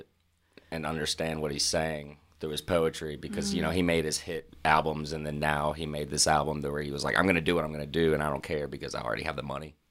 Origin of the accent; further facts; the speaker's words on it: Louisiana, United States; Well, you know, I grew up near New Orleans, so I went there pretty regularly.